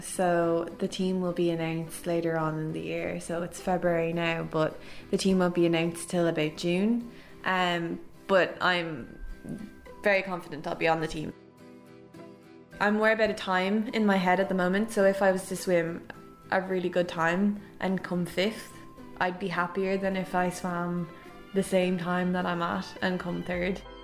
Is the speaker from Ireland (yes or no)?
yes; Dublin, Leinster, Ireland; I'm from Clontarf